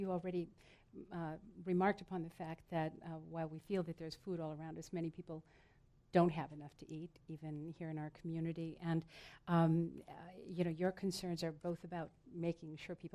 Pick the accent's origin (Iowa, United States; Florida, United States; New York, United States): Iowa, United States; growing up in Iowa